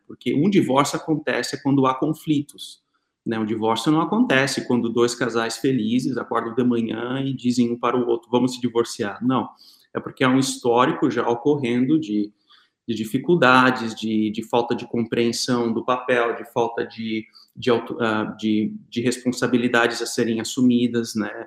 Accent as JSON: {"language": "Portuguese", "region": "Santa Catarina", "country": "Brazil", "said": "nós somos de Santa Catarina"}